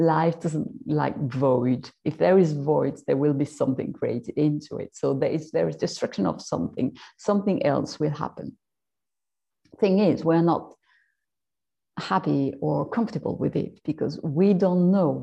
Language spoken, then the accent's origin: English; France; I'm French, maybe you heard it